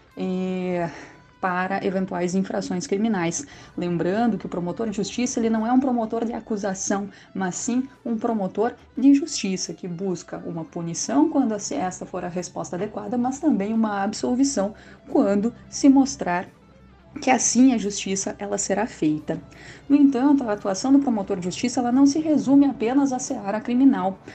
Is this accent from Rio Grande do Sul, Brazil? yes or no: yes; Rio Grande do Sul, Brazil; moved away as an adult; now in Minas Gerais, Brazil; não estranhe meu sotaque, eu sou gaúcha e estou há algum tempinho aí eh, conhecendo as Minas Gerais